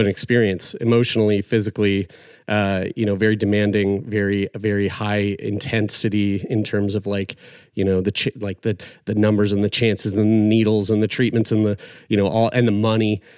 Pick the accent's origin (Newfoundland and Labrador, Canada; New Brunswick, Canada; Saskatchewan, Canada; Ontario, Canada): Newfoundland and Labrador, Canada; St. John's; based over in Newfoundland and Labrador from my hometown, Saint John's